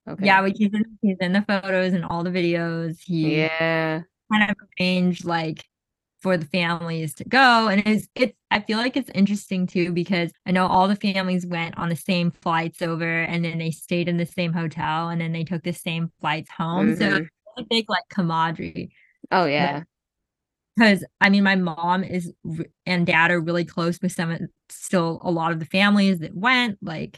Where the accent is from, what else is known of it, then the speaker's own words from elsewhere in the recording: Zanjan, Zanjan Province, Iran; It's like, I'm from Zanjan, which is, at the time, was a very pretty rural area.